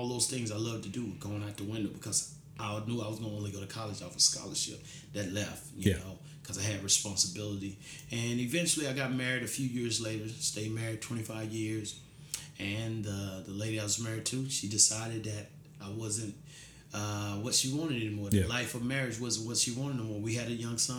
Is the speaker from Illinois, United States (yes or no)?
no; McKinney, Texas, United States; from McKinney, Texas. Graduated from McKinney High School